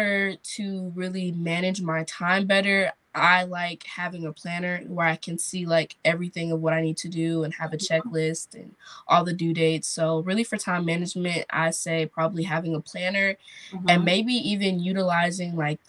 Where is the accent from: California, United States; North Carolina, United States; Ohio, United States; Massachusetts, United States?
North Carolina, United States; Durham; I am from Durham, North Carolina